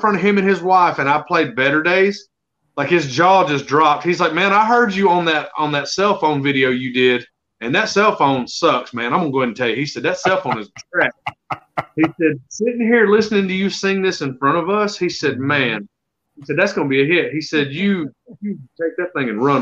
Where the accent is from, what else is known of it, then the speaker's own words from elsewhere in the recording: Alabama, United States; I'm born and raised in Alabama.